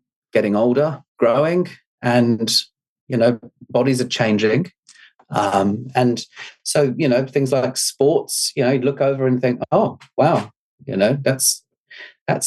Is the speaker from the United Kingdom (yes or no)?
yes; England, United Kingdom; moved away as an adult; now in New Zealand; we moved out here from England to New Zealand when I was 18